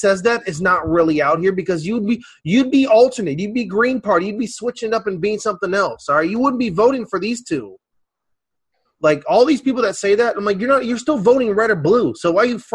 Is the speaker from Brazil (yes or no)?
yes; Brazil; now in United States; the country I live